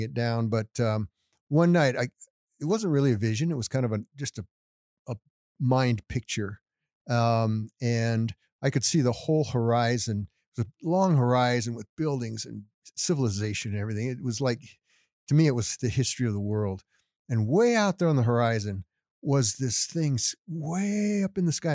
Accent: Littleton, Colorado, United States; I was born and raised here in, in Denver, Littleton

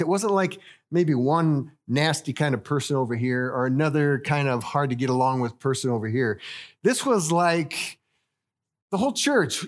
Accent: Littleton, Colorado, United States; moved away as an adult; also born or lived in Rwanda; I was born and raised here in Littleton

